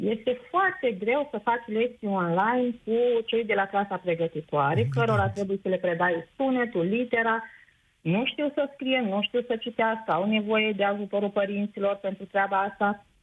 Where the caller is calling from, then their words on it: Mălin, Suceava County, Romania; Eu sunt din Suceava, nu sunt din Suceava, uh, sunt la 50 de kilometri din Suceava, într-o localitate, Mălin.